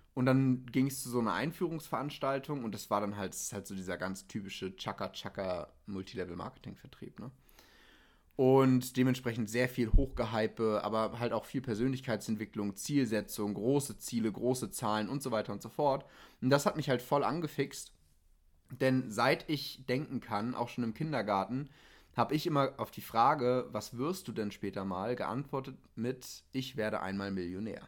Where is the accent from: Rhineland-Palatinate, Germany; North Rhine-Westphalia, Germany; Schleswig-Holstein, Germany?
Schleswig-Holstein, Germany; Lübeck; Ich wurde geboren in Lübeck. Mm, und hatte eigentlich eine ganz stinknormale Kindheit